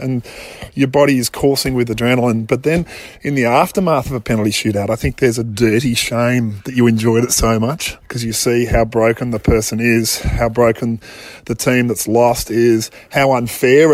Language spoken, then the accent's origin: English; Australia; being overtly Australian